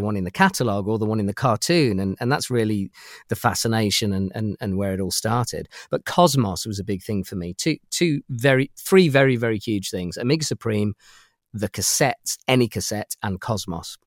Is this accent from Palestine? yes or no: no; United Kingdom; accent: British; my accent is is from from the UK